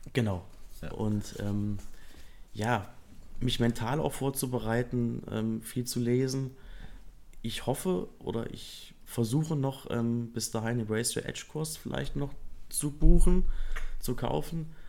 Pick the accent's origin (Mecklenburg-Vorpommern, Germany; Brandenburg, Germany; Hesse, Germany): Hesse, Germany; Kassel; also born or lived in Edermünde; ich bin 32, bin aus Kassel mhm. und bin auch dort geboren.